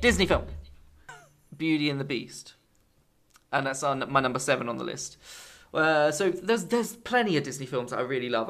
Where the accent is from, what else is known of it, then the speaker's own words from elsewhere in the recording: England, United Kingdom; being English